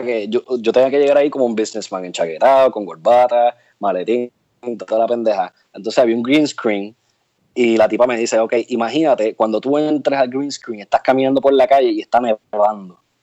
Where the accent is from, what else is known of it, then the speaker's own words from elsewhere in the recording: Barceloneta, Puerto Rico; also born or lived in Santurce, Puerto Rico / Arecibo, Puerto Rico; nací en Santurce, actually, en el Hospital del Maestro. Y me crié en Barceloneta, en un barrio que se llama Maguelles y viví casi toda mi vida en Arecibo